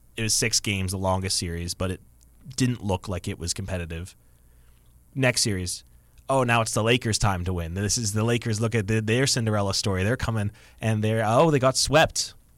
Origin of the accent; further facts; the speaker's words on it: Kitchener, Ontario, Canada; That is my hometown